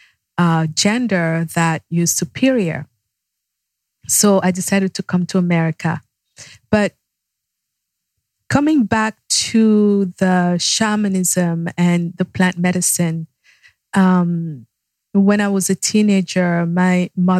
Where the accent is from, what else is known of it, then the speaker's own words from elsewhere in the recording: Yaoundé, Centre, Cameroon; now in United States; Yaoundé is the capital city. That's my hometown